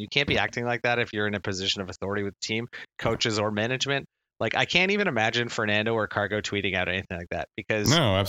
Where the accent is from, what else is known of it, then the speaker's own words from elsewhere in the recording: East Coast, Atlantic Canada, Canada; moved away; also born or lived in Halifax; I grew up on the East Coast. I went to university in Halifax.